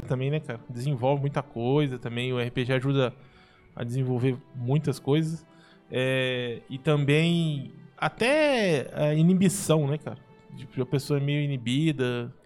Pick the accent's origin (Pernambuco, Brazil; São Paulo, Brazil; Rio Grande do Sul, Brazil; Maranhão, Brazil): São Paulo, Brazil; São José dos Campos; Eu sou de São José dos Campos